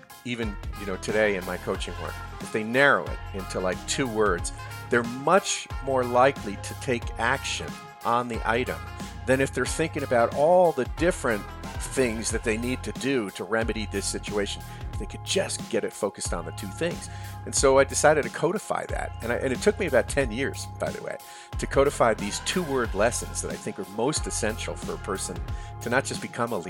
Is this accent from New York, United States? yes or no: yes; New York, United States; I grew up not far from Columbia, actually, 18 miles from Manhattan. I grew up in Westchester County, New York